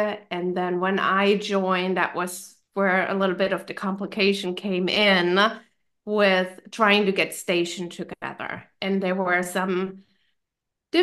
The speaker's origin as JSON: {"language": "English", "country": "Germany", "also_born_or_lived": "North Carolina / DC area", "second_language": "English", "moved": "as an adult", "lives_now": "United States", "said": "my home country and my family"}